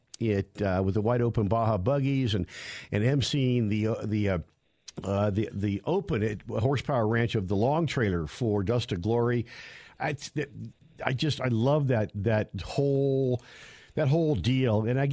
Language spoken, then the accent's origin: English; Northern California, United States; moved away; also born or lived in San Diego; I'm from Northern California, then lived in Southern California, and then San Diego before I came here.